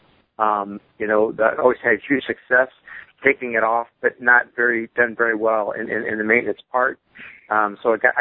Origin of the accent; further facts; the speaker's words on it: Fort Wayne, Indiana, United States; I'm from Fort Wayne, Indiana.